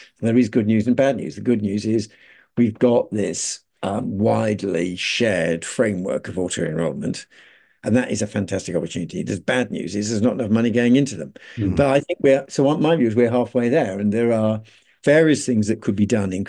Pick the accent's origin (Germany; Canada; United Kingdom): United Kingdom; Birmingham, West Midlands; I was brought up in Birmingham